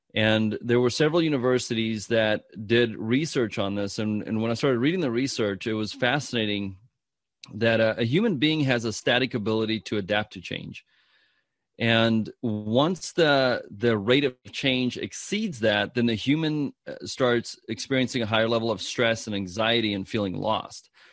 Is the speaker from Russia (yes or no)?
no; South Africa; I'm from South Africa